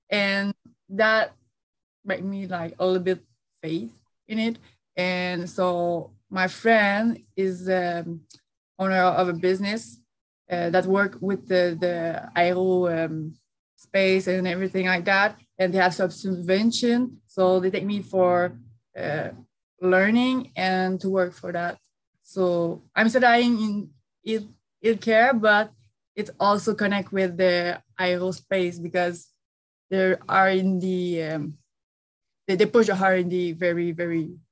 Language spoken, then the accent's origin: English; Quebec, Canada; I live uh, in uh, Quebec, Montreal, Canada, and that's where I grew uh, in a little uh, country. Just, I- am not a city girl.